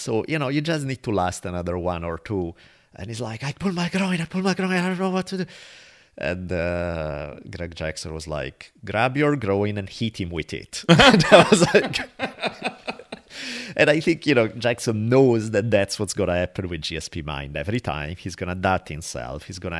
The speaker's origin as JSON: {"language": "English", "country": "Italy", "accent": "Italian", "said": "I have an Italian accent."}